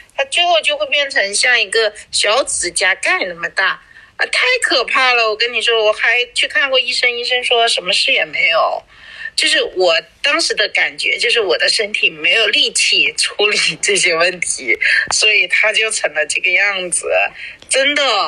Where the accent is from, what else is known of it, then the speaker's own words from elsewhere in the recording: Guangxi, China; moved away; 南方是我的家乡，我想这是我根据地是吧，我是广西人，我去了广东，离我家就两小时的车程